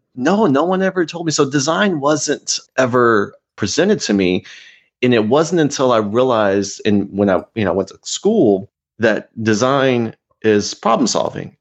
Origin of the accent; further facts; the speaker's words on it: Austin, Texas, United States; also born or lived in Houston, Texas; I grew up in Austin, Texas